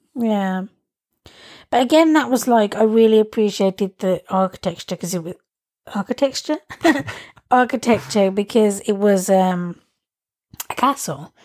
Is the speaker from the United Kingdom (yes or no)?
yes; England, United Kingdom; moved away; I like being English. Like but that's just me saying that in terms of like I know I'm privileged because I'm English